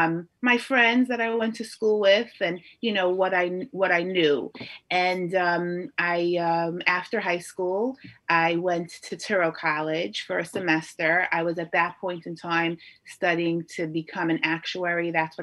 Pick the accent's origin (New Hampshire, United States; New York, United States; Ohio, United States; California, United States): New York, United States; New York City; also born or lived in Lakewood, New Jersey / Borough Park, Brooklyn; So I was actually born in Lakewood, New Jersey, about 40 years ago. My father was learning back then in Lakewood, full time. And then, you know, my parents, after a number of years, we moved first to Borough Park and then to Flatbush.